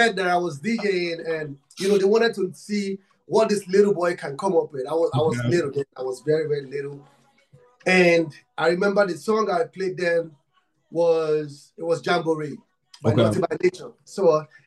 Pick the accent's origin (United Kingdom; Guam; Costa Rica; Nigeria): Nigeria; I'm from Africa, Nigeria. I'm from Nigeria